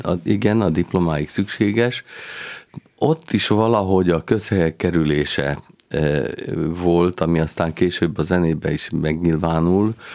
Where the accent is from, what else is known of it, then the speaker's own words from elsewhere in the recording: Kaposvár, Somogy, Hungary; moved away as an adult; én pedig már Kaposváron születtem, és ott is nőttem föl 18 éves koromig